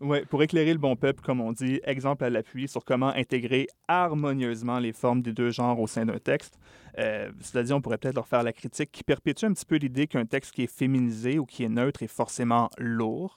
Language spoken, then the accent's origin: French; Quebec, Canada; chez nous, au Québec